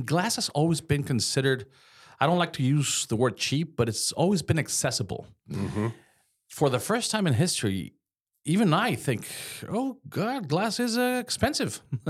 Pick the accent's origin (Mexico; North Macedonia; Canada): Mexico; moved away; I came from Mexico. I was doing a little construction back there, just on a side, and that's how I became in love with the glass industry.